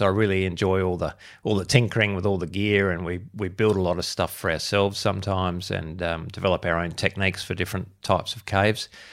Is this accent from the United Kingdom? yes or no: no; Adelaide, South Australia, Australia; I'm born and bred in Adelaide, which is where I am am still